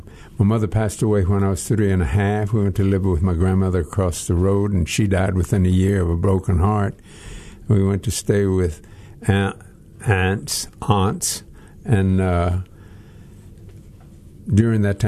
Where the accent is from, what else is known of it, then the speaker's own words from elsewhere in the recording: Texas, United States; I was born in Texas, the United States of Texas, and I was born at home